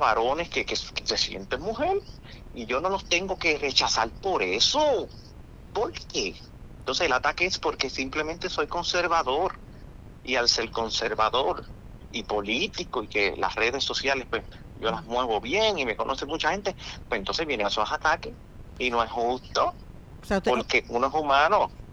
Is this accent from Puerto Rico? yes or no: yes; Puerto Rico; como puertorriqueño que tiene derecho al voto